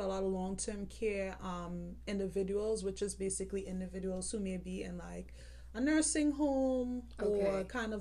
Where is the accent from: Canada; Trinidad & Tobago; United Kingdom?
Trinidad & Tobago; now in United States; I'm originally from Trinidad and Tobago.